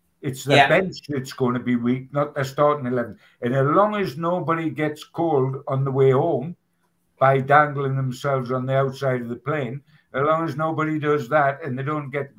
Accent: Newcastle upon Tyne, North East England, United Kingdom; I'm a Geordie

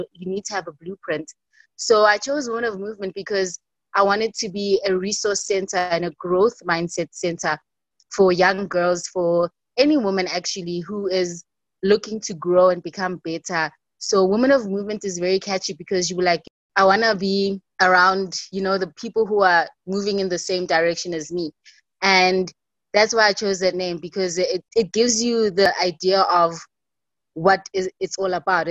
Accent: Soweto, Gauteng, South Africa; I'm born and bred in Soweto, in Gauteng.

